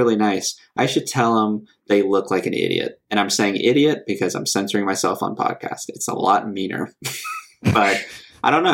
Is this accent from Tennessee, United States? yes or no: no; Birmingham, Alabama, United States; I'm from Birmingham, Alabama